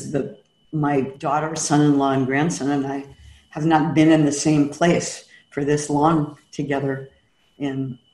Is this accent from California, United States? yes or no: yes; San Francisco, California, United States; now in Kauai, United States; I was born and raised in San Francisco